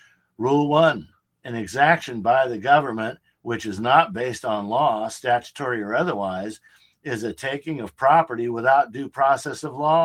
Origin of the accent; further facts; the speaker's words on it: Philippines; now in United States; I'm a citizen of the United States. I came here from the Philippines and was naturalized in 1983.